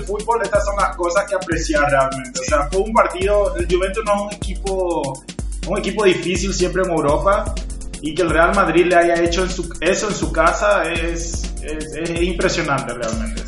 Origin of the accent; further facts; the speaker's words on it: Paraguay; soy paraguayo